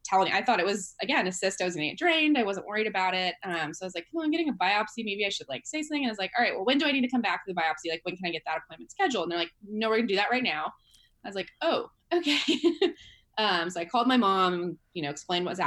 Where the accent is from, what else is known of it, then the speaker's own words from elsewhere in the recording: San Jose, California, United States; I'm from the Bay Area in California, San Jose, which is a big city.